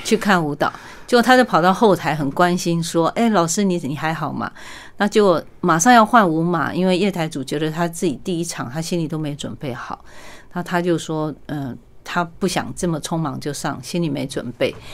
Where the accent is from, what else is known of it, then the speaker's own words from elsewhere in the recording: Taiwan; 我是在万，万里出生的，嗯。然后我父母亲他是很， 很朴素的一个小生意人，嗯。所以我们家完全没有这个，呃，艺术的D N A。然后包括我母亲生了八个小孩